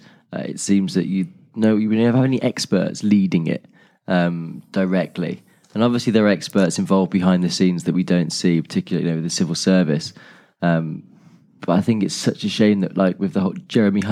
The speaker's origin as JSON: {"language": "English", "country": "United Kingdom", "said": "our stiff upper lip, being British"}